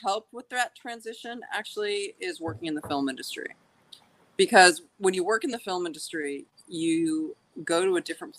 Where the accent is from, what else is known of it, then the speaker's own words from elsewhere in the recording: Kansas City, Missouri, United States; moved away as an adult; also born or lived in Hartford, Connecticut; now in Los Angeles, United States; Most of my life, I grew up in Kansas City.